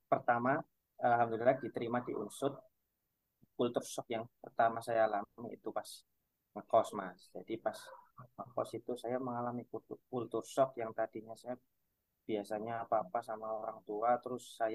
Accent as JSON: {"language": "Indonesian", "town": "Wangon", "region": "Central Java", "country": "Indonesia", "said": "Cuman saya ini asalnya dari Kecamatan Wangon. Kalau dari Purwokerto itu sekitar menempuh satu jam setengah Mas."}